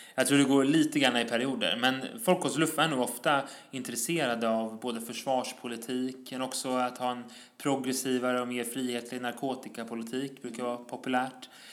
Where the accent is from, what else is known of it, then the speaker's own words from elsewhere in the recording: Stockholm, Stockholm County, Sweden; also born or lived in Tensta, Stockholm; Jag är född på Södermalm i Stockholm